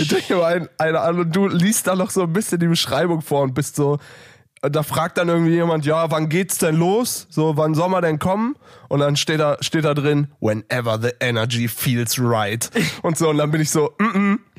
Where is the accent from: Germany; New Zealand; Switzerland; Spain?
Germany; near Düsseldorf, North Rhine-Westphalia; now in Berlin, Germany; ich wohne so nah an Holland